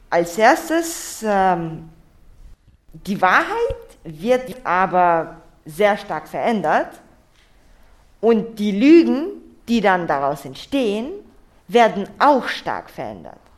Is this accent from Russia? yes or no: yes; Russia; Mir ist eigentlich noch nichts passiert, weil ich Russe bin, aber ich spreche ohne Akzent und halt, man sieht es halt nicht.